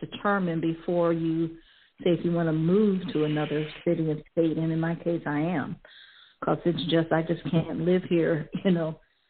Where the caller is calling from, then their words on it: Cleveland, Ohio, United States; I'm calling from Cleveland, Ohio.